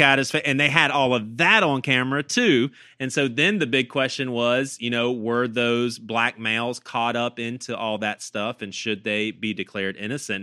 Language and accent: English; the South, United States; as a 15 year old kid, I was growing up in the South